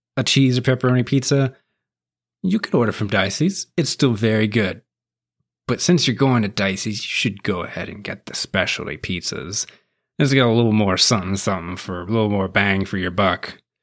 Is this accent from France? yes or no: no; Appalachian Mountains, United States; also born or lived in West Virginia; now in Nashville, United States; I grew up in the Appalach, part of the Appalachian Mountains. And I spent a lot of time in West Virginia, too.